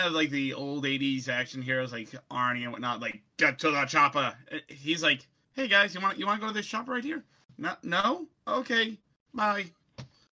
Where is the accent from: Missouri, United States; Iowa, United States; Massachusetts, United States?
Massachusetts, United States; Boston; I'm from Boston